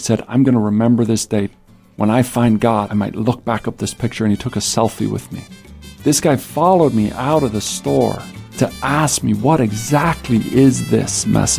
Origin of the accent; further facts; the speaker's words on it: United States; me from America.